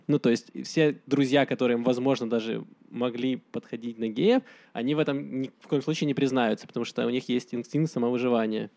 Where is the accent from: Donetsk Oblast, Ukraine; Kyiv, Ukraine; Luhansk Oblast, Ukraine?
Donetsk Oblast, Ukraine; Donetsk; now in Israel; Я сам из Донецка